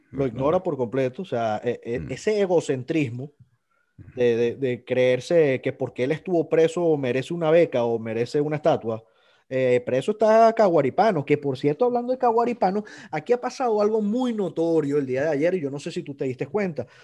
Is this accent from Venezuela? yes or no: yes; Venezuela; moved away